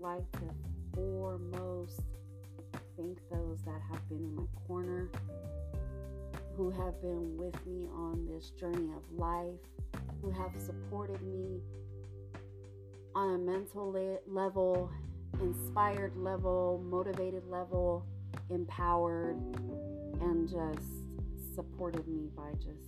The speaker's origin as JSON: {"language": "English", "town": "Sacramento", "region": "California", "country": "United States", "tie": "born or raised there", "also_born_or_lived": "Mexico", "said": "I grew up in Sacramento, California, so I am a California Mexican"}